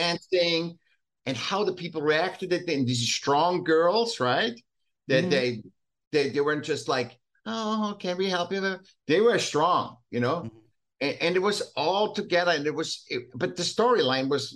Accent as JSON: {"language": "English", "region": "Vienna", "country": "Austria", "tie": "born or raised there", "moved": "as an adult", "said": "I was still in Austria. I was born in Vienna"}